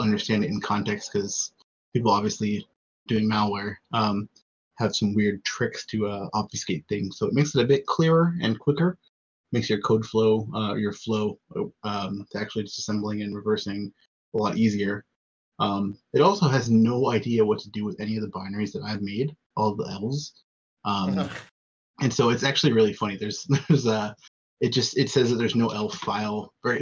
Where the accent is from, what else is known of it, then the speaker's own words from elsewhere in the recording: United States; especially as an American